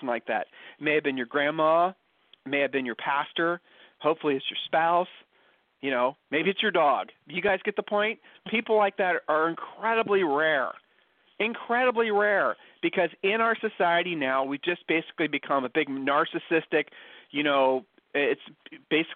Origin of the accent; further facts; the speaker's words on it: Ohio, United States; accent: Ohio accent; moved away as an adult; now in Texas, United States; we're originally from Ohio